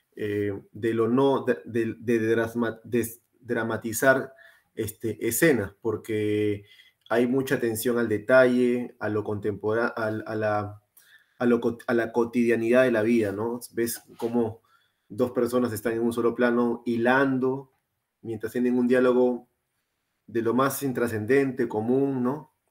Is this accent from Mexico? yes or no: no; Lima, Peru; now in Australia; somos los tres de Lima